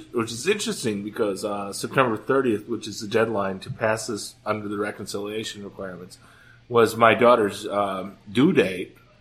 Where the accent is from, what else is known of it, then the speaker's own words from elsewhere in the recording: Green Bay, Wisconsin, United States; I'm from Green Bay.